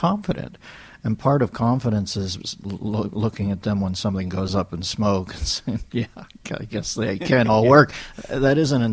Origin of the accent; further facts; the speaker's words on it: Pittsburgh, Pennsylvania, United States; I grew up in Pittsburgh